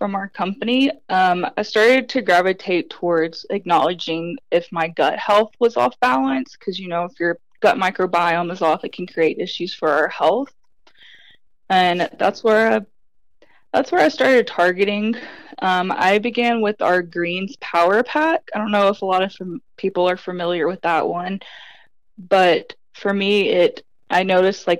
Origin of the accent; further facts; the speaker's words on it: Tennessee, United States; moved away as an adult; now in Utah, United States; I grew up in Tennessee